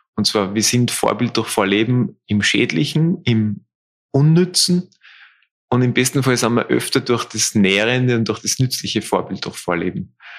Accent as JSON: {"language": "German", "country": "Austria", "said": "bei uns in Österreich"}